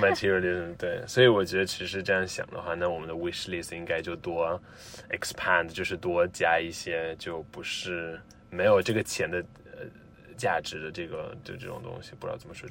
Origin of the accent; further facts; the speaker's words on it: Rome, Lazio, Italy; Chinese is a second language; 我来自罗马